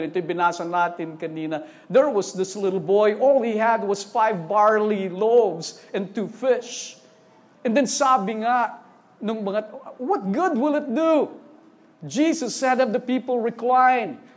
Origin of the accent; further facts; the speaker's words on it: Eastern Visayas, Philippines; first language Waray; Sorry, waray po ako. Eh. Waray, parang nalilito ako. Waray kami.